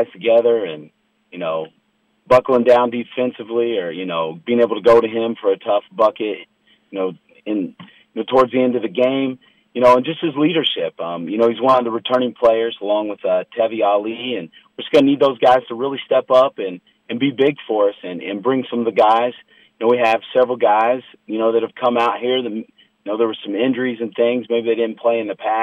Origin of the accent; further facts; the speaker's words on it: Anderson, Indiana, United States; I grew up around the Anderson area